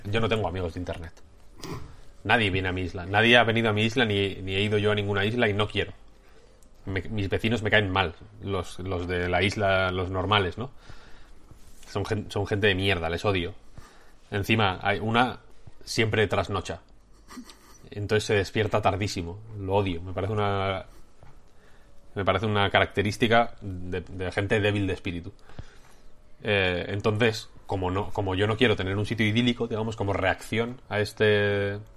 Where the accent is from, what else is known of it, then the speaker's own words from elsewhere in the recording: León, Castile and León, Spain; now in Madrid, Spain; yo soy de León, ¿eh?